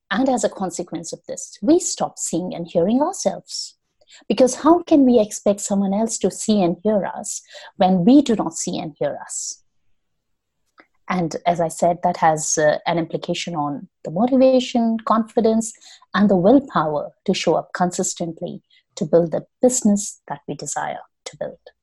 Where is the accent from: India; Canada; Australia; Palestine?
India; moved away as an adult; now in London, United Kingdom; I am originally from India